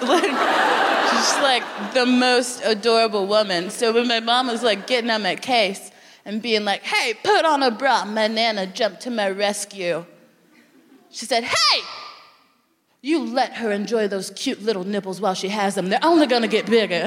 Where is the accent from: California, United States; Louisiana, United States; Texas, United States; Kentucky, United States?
Texas, United States; now in United Kingdom; I'm from Texas